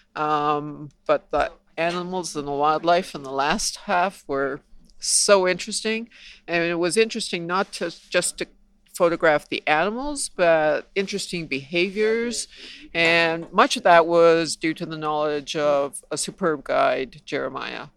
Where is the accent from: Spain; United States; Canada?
Canada; I'm from Canada.